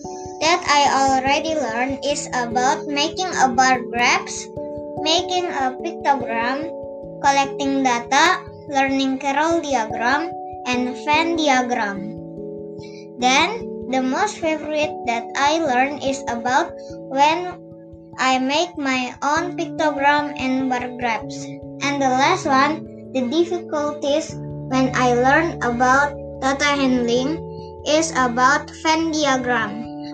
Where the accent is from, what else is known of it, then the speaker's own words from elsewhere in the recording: Palangkaraya, Central Kalimantan, Indonesia; I'm from Redford, Palangkaraya.